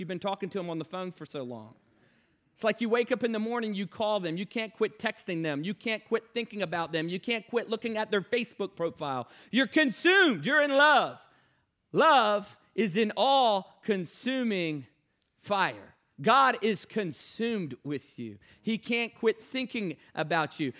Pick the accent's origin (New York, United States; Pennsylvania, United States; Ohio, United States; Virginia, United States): Virginia, United States; Newport News; I grew up in Newport News, Virginia